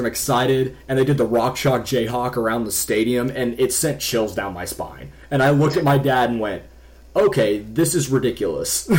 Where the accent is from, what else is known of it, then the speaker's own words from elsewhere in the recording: Kansas City, United States; I'm from the Kansas City area